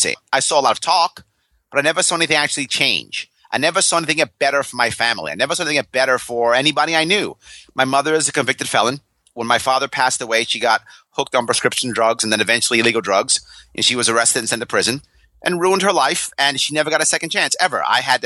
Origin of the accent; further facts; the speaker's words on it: New York City, New York, United States; when I was a kid, I grew up in New York City